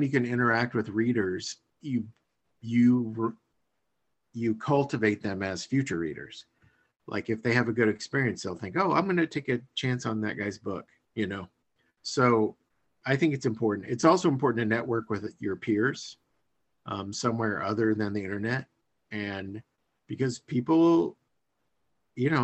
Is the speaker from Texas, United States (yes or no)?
no; Iowa, United States; I'm from Iowa